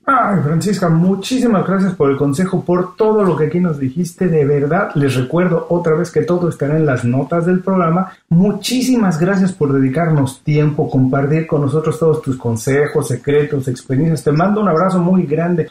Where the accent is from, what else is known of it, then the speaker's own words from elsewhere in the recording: Mexico City, Mexico; also born or lived in Guadalajara; now in Miami, United States; yo vivo en Miami, soy mexicano y estoy en Miami